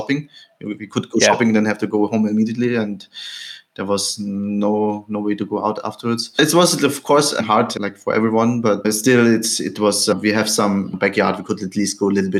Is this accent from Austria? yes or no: yes; Austria; moved away as an adult; now in Mayapur, India; I grew up in Austria near Vienna in a normal, nice family.